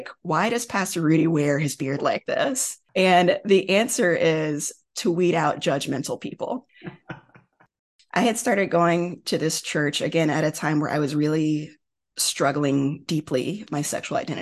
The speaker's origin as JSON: {"language": "English", "town": "Houston", "region": "Texas", "country": "United States", "tie": "born or raised there", "said": "I was a student at University of Texas in Houston, which is my hometown"}